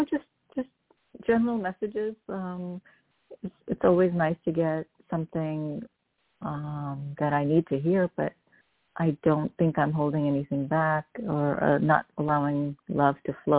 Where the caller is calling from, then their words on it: New York, United States; calling from New York.